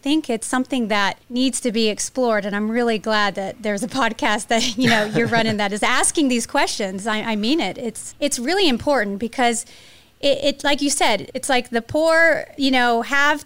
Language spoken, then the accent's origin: English; Jacksonville, Florida, United States; also born or lived in West Africa; I grew up in Jacksonville.